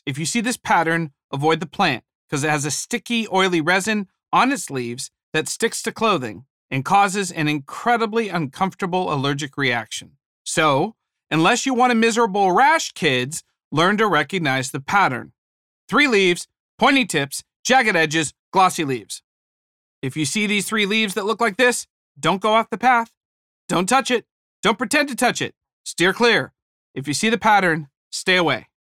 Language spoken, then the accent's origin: English; Ohio, United States; moved away as an adult; I was born in Ohio. Later, as an adult, I moved to California for a job.